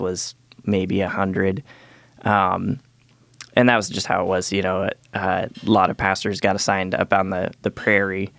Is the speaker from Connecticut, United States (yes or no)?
no; Galata, Montana, United States; I was born up in Galata, Montana.